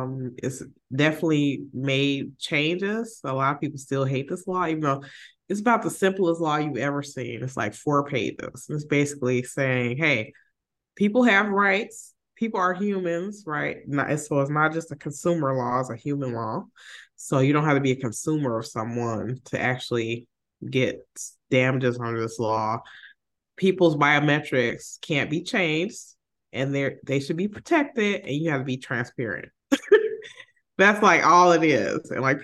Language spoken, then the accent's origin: English; Chicago, Illinois, United States; maybe I'm just being having my favorites because I'm from Chicago.